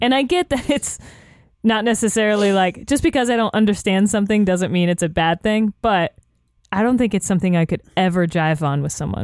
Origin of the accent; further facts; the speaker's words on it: the South, United States; I'm from the South